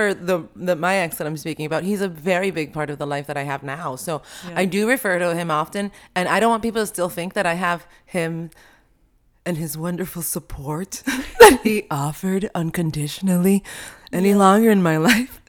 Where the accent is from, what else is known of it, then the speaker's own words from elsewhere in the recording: Colombia; Or the little town I grew up in Colombia, you know, every time I went to school, there would be like a coffin coming down the street.